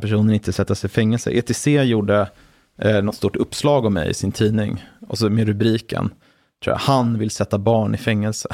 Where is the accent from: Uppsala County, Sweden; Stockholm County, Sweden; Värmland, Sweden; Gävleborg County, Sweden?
Stockholm County, Sweden; Brunna; jag är uppvuxen i utkanten av eh, Stockholms län, född 85